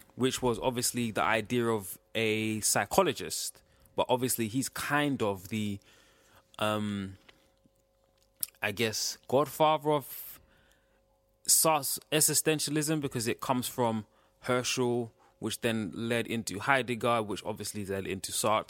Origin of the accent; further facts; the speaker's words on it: Ghana; I'm from West Africa. From, in West Cape, I'm from Ghana.